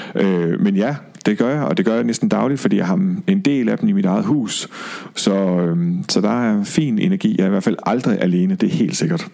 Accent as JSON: {"language": "Danish", "town": "Aalborg", "region": "North Denmark Region", "country": "Denmark", "moved": "yes", "said": "Jeg er fra Aalborg"}